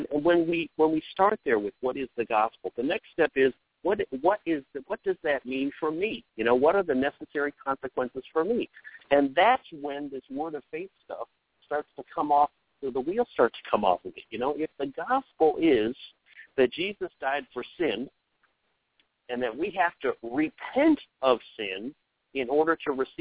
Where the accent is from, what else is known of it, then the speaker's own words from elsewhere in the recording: United States; every one of us are Americans